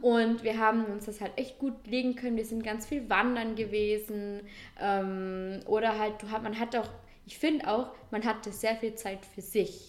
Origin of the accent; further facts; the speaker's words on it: Vorarlberg, Austria; bei uns in Vorarlberg